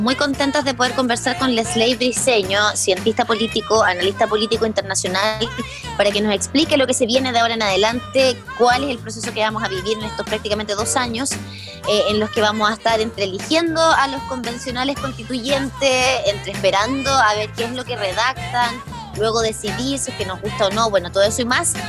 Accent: Chile

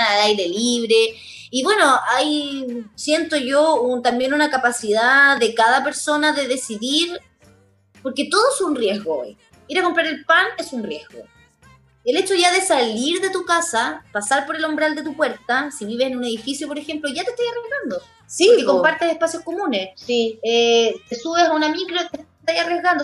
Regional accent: Chile; todas las injusticias sociales que nosotros ah, hemos encontrado en nuestro país

